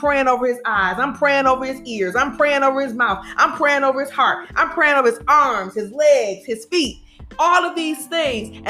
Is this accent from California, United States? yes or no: no; Detroit, Michigan, United States; now in Birmingham, United States; we're originally from Detroit and we reside in Birmingham